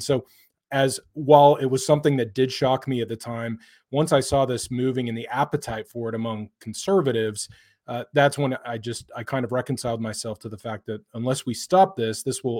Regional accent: United States; I grew up in America where this issue of the war had really been settled.

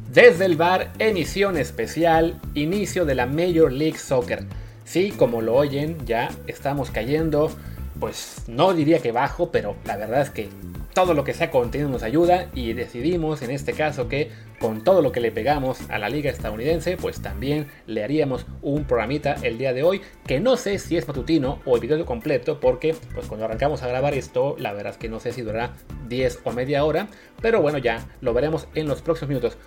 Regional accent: Mexico; yo como mexicano

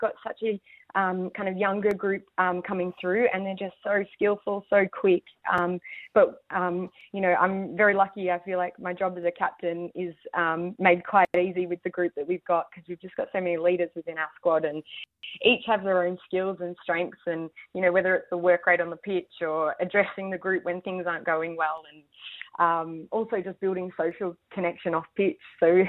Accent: Gippsland, Victoria, Australia; I grew up in the Gippsland region, so plenty of hills, and live out in the country, or grew up out in the country, and plenty of hills and trails out there.

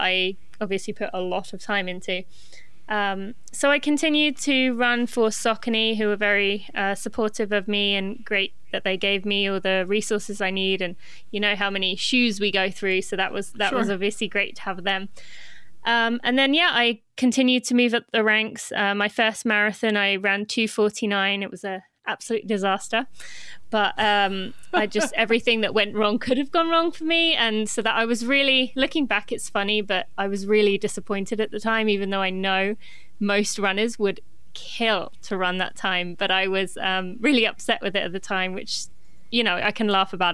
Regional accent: England, United Kingdom; moved away as an adult; now in Lexington, United States

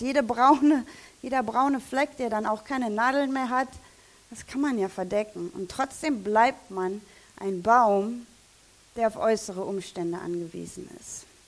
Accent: Germany; als Deutscher

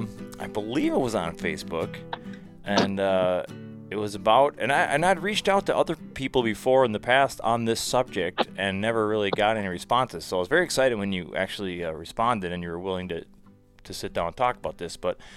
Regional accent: Midwest, United States; I'm a Midwesterner

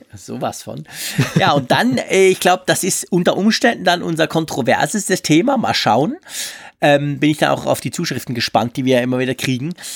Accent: Switzerland; Ich als Schweizer

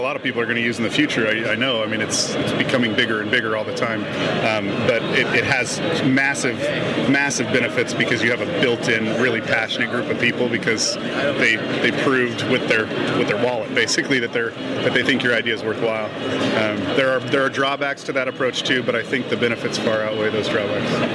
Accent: Utah, United States; We are from Utah

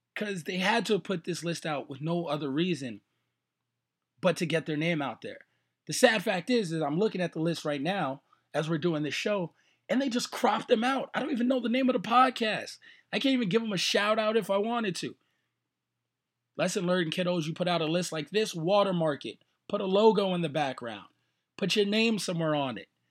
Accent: New York, United States; now in Las Vegas, United States; I'm from New York. I'm from the Bronx

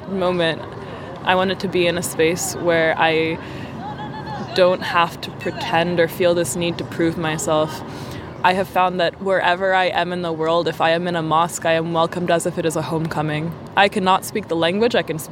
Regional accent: United States; first language English; I have lived here my entire life. I was born here. I was raised here. English is my first language

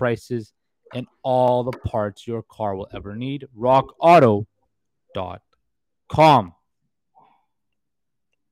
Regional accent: Vancouver, British Columbia, Canada; I'm from Vancouver.

